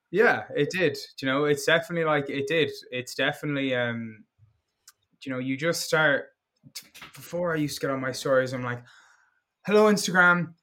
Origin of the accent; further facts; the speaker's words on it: Galway, Connacht, Ireland; my hometown Galway